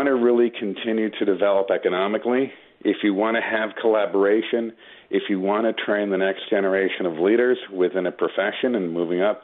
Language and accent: English; Long Island, New York, United States; moved away as an adult; also born or lived in Manhattan, New York; now in Westchester, United States; I grew up in Long Island, lived in Manhattan for a while, now I live in Westchester